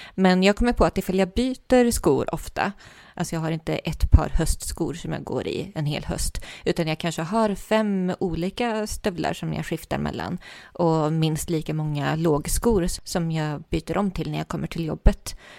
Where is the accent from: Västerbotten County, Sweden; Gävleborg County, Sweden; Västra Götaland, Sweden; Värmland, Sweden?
Värmland, Sweden; jag är från Värmland